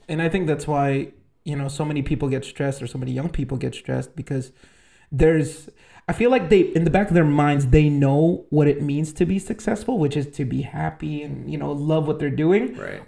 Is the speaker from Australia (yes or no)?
no; Philippines; moved away; I'm Filipino.